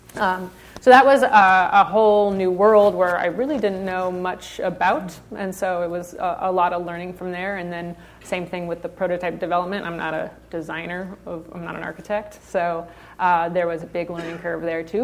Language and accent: English; Santa Barbara, California, United States; also born or lived in Nashville, Tennessee; I was born and raised in Santa Barbara